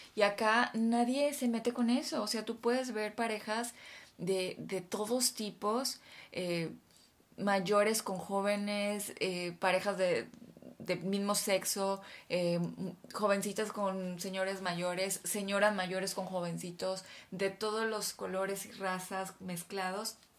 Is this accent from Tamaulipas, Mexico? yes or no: yes; Ciudad Victoria, Tamaulipas, Mexico; moved away as an adult; also born or lived in Monterrey / Mexico City; now in United Kingdom; Yo soy de Ciudad Victoria, Tamaulipas, luego estudié la Universidad de Monterrey, Luego me fui a vivir a Ciudad de México